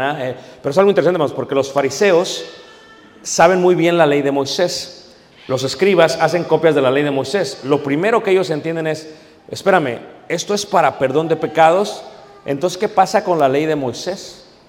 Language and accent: Spanish; Mexico; now in United States; aquellos que vivimos en Estados Unidos. Somos mexicanos, sí